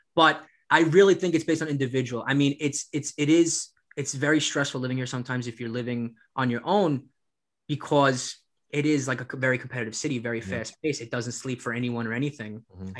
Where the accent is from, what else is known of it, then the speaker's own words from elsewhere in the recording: New York City, New York, United States; born there; And it's like the fact that I was born in New York City